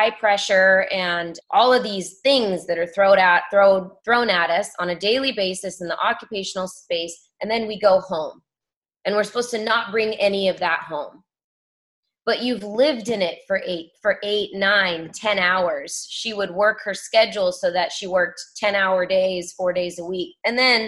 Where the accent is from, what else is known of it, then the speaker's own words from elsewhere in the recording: California, United States; growing up in California